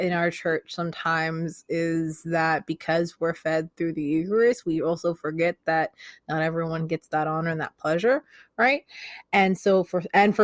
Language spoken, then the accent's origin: English; West Sacramento, California, United States; I'm from West Sacramento, California